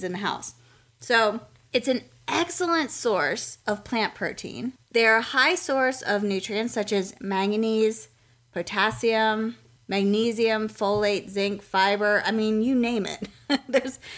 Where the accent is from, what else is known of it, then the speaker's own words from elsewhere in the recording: Lancaster, Pennsylvania, United States; now in Raleigh, United States; We grew up in Lancaster, Pennsylvania, and Pennsylvania Dutch food was pretty much a staple for us